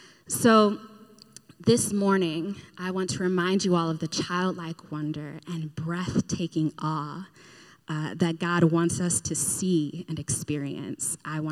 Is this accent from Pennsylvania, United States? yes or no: yes; Pittsburgh, Pennsylvania, United States; I consider Pittsburgh my hometown, though. And because I'm from Pittsburgh, I mean, I'm up in this heathenish Patriots territory